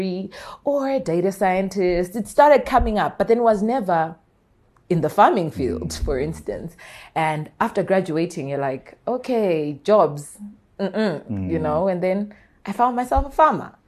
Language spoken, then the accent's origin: English; Bulawayo, Zimbabwe; moved away as an adult; also born or lived in Mashonaland; I was born in Bulawayo, bred in Bulawayo